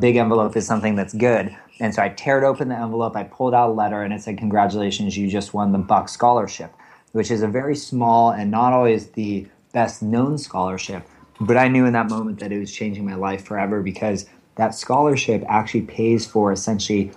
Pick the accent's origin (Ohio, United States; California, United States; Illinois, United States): California, United States; Bay Area; I'm actually from the Bay Area, which is fairly rare for those of us who now live in San Francisco. Grew up outside of the city